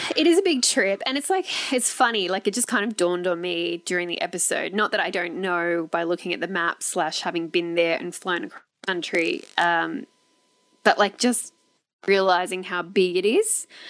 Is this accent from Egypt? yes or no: no; Australia; we're Australians from Australia